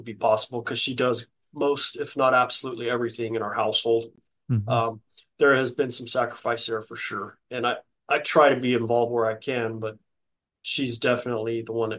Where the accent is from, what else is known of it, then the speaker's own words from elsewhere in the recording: New Mexico, United States; I'm from New Mexico